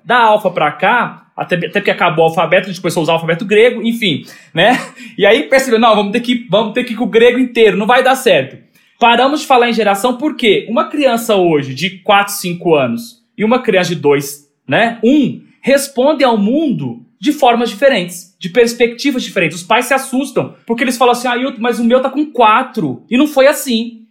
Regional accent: Minas Gerais, Brazil; sou mineiro

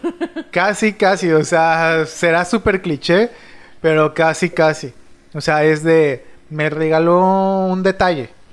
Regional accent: Mexico City, Mexico; soy chilango

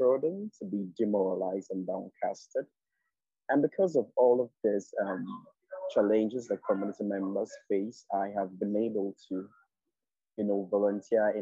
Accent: Nigeria; I'm a Nigerian queer guy

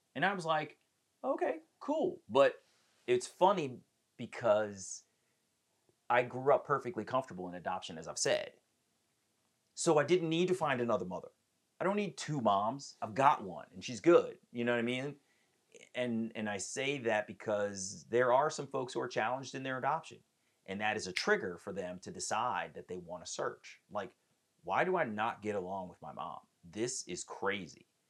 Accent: Columbia, Maryland, United States; also born or lived in Baltimore, Maryland / Silver Spring, Maryland; I am from Silver Spring, Maryland. I was born in Baltimore and raised in Columbia, Maryland

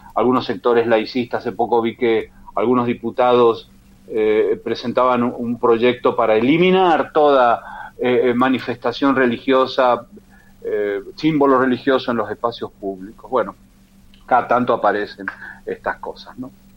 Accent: Argentina; mi provincia natal

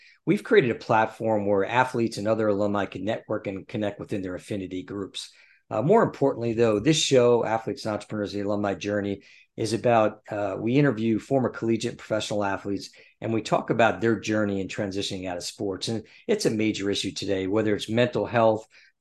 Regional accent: New Jersey, United States; growing up in New Jersey

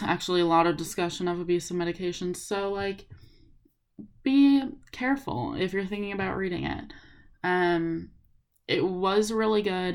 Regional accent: Los Angeles, California, United States; also born or lived in Tacoma, Washington; I go to school in Washington, but I'm from Los Angeles

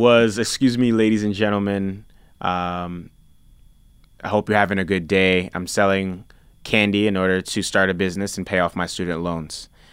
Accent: New York City, New York, United States; also born or lived in Nigeria; I grew up eating in the South Bronx

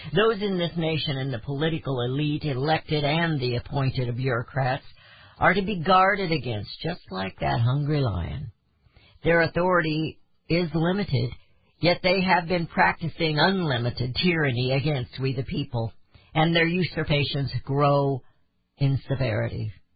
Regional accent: United States; as Americans

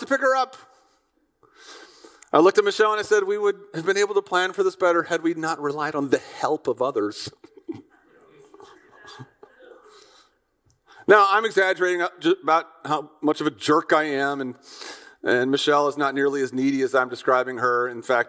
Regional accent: Midwest, United States; I'm an American from the conservative Midwest

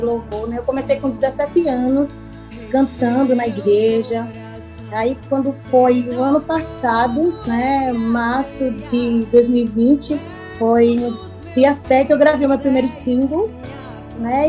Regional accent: Maceió, Alagoas, Brazil; Eu sou aqui de Maceió, Alagoas.

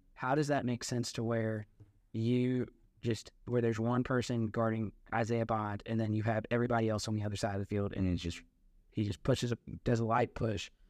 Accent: Memphis, Tennessee, United States; I'm from Memphis

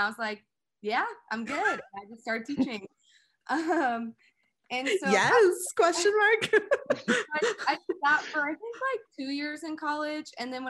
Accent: Indianapolis, Indiana, United States; I am a choreographer based in Indianapolis. I'm from Indy. Eric grew up on the northeast side. I grew up on the south side.

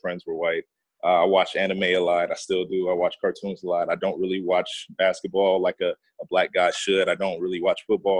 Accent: North Las Vegas, Nevada, United States; I'm from North Las Vegas, Nevada

